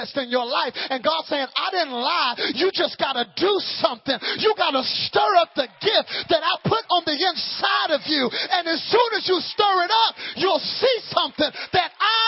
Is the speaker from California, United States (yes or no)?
no; Dallas, Texas, United States; my parents' house in Dallas, Texas